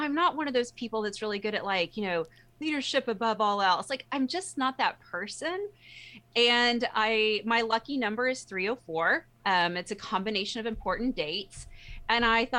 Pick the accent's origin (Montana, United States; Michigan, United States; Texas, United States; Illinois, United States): Texas, United States; I'm a Texan